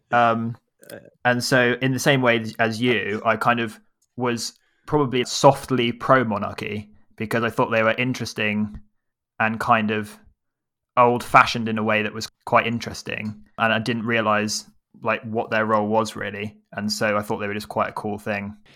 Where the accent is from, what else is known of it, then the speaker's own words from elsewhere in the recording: England, United Kingdom; Our baggage is we're English